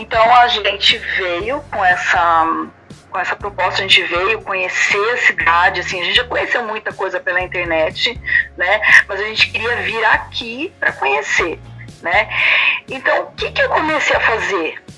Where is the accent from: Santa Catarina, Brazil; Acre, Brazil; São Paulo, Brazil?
São Paulo, Brazil; Campinas; moved away as an adult; also born or lived in São Carlos, Brazil; now in Naples, Italy; eu sou de Campinas, do interior de São Paulo. É. praticamente cresci ali